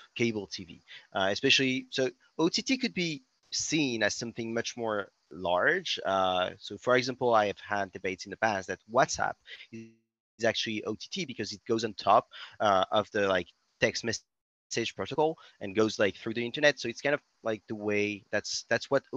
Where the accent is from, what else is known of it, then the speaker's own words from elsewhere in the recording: France; accent: French; English is a second language; also born or lived in Berkeley, California; As you may notice by my accent, I'm French. I'm still based in Paris, but now fly a lot in the US